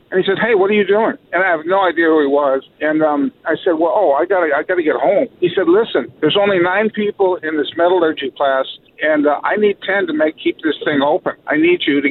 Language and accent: English; El Segundo, California, United States; Grew up in El Segundo, California